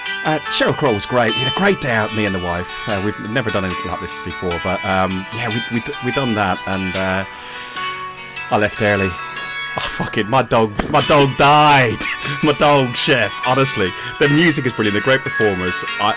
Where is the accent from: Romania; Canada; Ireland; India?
Ireland; I'm Irish.